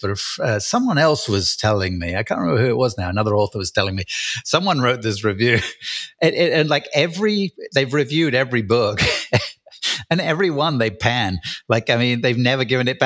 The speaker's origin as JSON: {"language": "English", "region": "England", "country": "United Kingdom", "said": "I'm English, so I write in UK English."}